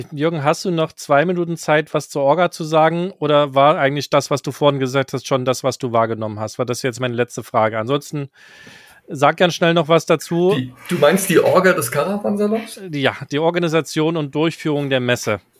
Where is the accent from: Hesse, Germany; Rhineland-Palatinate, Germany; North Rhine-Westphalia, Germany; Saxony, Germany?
North Rhine-Westphalia, Germany; Cologne; Als Rheinländer aus ja, Köln ja, kann ja, ich dem nur